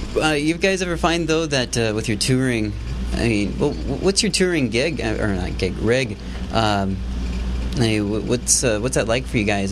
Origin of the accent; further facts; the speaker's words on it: outside of Chicago, Illinois, United States; moved away; also born or lived in Boston; the three of us grew up outside of Chicago